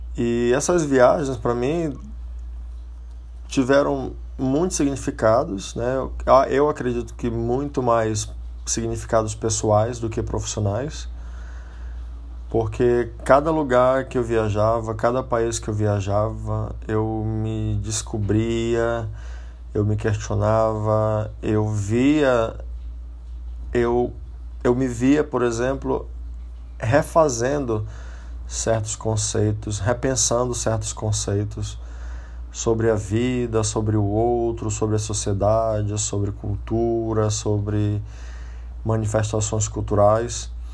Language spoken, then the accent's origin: Portuguese; Brazil; moved away as an adult; eu já saí do Brasil, já formado em turismo